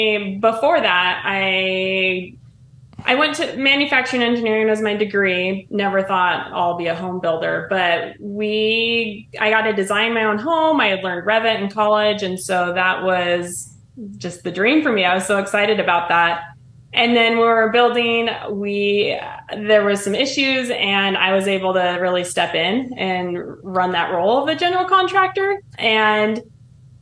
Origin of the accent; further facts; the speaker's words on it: Alaska, United States; now in Twin Falls, United States; From Alaska. I'm building in Twin Falls, Idaho.